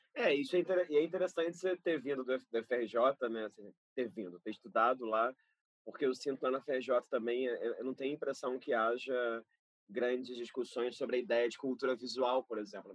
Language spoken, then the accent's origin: Portuguese; Rio de Janeiro, Brazil; fui nascido e criado em Carapaguá, Zona Oeste do Rio